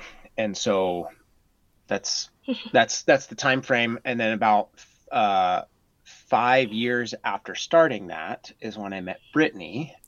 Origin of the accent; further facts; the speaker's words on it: Norway; now in United States; My dad was in the military, and so I grew up mostly in Norway. But when I was really young, we moved all over the United States.